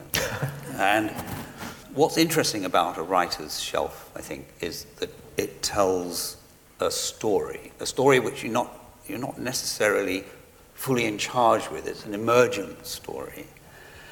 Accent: England, United Kingdom; I'm English

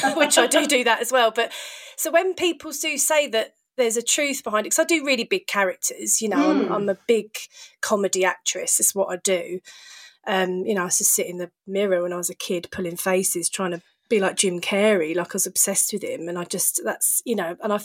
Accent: Hounslow, London, United Kingdom; also born or lived in Bracknell / Chiswick; I grew up in Hounslow

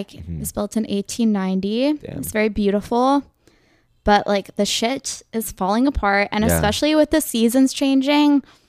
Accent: Austin, Texas, United States; now in New York, United States; No, I'm from Texas.

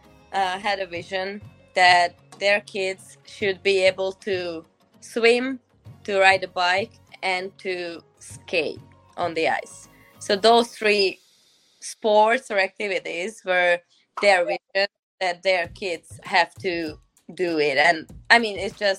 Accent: Budapest, Hungary; moved away as an adult; now in Ottawa, Canada; I grew up in Budapest

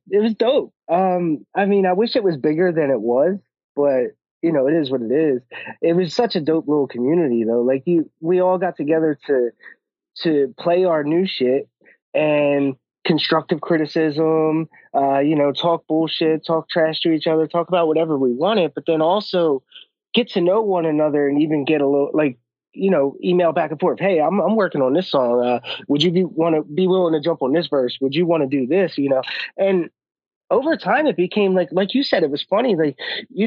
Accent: Philadelphia, Pennsylvania, United States; we're both from Philly

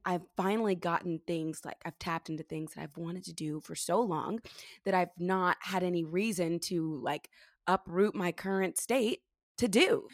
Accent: California, United States; moved away as an adult; also born or lived in New York City; I grew up here in California

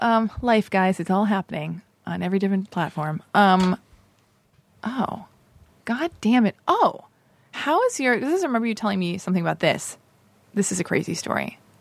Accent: Los Angeles, California, United States; Just like me, born and raised in Los Angeles.

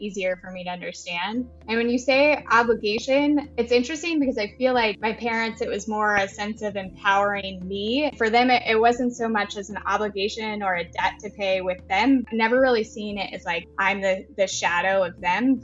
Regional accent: Houston, Texas, United States; moved away; also born or lived in New York; Originally from Houston, Texas

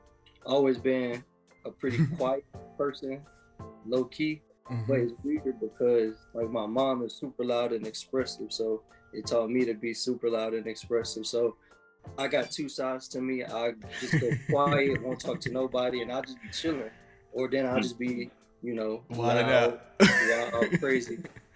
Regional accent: St. Louis, Missouri, United States; born there; So I was born in St. Louis, Missouri, but that's a place that a lot of people don't make it out, you know.

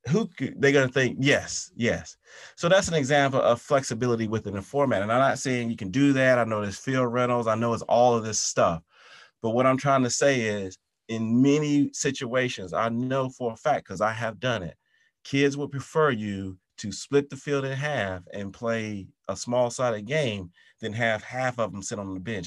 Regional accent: South Carolina, United States; moved away; also born or lived in London; my hometown in, in, uh, South Carolina

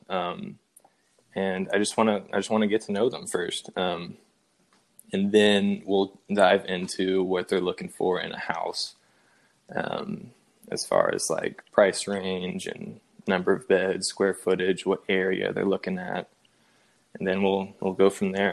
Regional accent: Spring Hill, Tennessee, United States; We both uh, Went to Independence High School in Spring Hill, Tennessee, my hometown

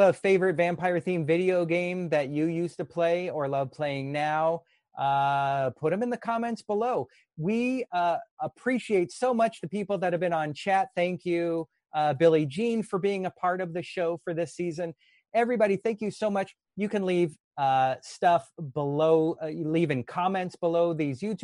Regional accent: Los Angeles, California, United States; my hometown, what it looked like back then. I'm a tour guide here in Hollywood and Los Angeles

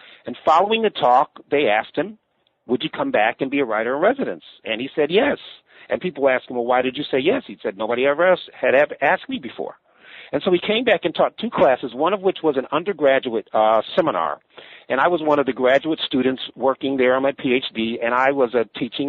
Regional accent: Buffalo, New York, United States; And so again, my story, African-American, born and raised in Buffalo, New York, from Buffalo, which is where I got not only my public school education, but also attended the University of Buffalo on the undergraduate level

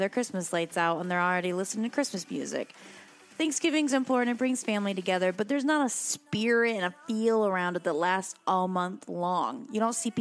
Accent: Michigan, United States; moved away as an adult; now in Northern Virginia, United States; I'm originally from the Midwest. I'm a Midwestern girl. I'm obviously, you know, from Michigan. I've lived in Michigan for a lot of my life

